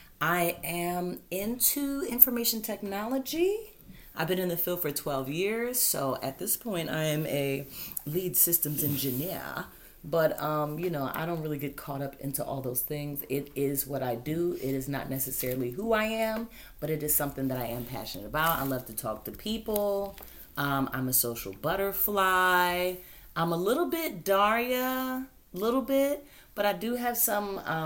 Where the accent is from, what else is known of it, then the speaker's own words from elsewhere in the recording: Washington, District of Columbia, United States; born there; I am from Washington, D.C., born, not raised.